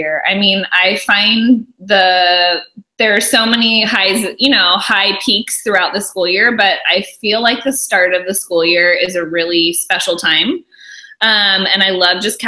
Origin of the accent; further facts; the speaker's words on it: California, United States; also born or lived in Alabama; And I'm from California. I lived in Alabama for a while